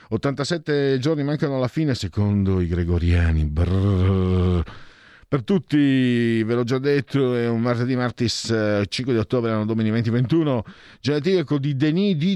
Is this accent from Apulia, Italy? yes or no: no; Milan, Lombardy, Italy; Da milanese avere altri 5 anni di immobilismo di sinistra mi pesa, ma gli elettori hanno sempre ragione.